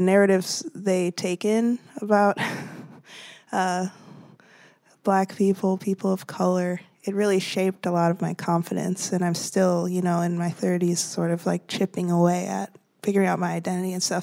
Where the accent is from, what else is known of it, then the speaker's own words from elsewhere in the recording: Baraboo, Wisconsin, United States; living in Baraboo, Wisconsin, it is not diverse